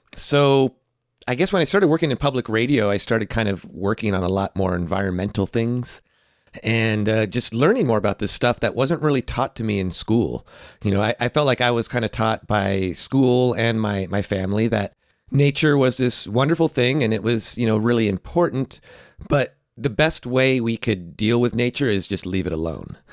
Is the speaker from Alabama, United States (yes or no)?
no; California, United States; also born or lived in New York City; I grew up in California